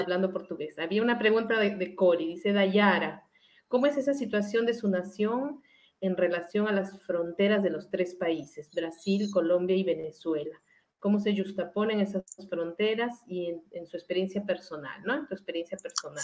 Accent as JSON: {"language": "Spanish", "country": "Peru", "moved": "yes", "said": "yo soy peruana"}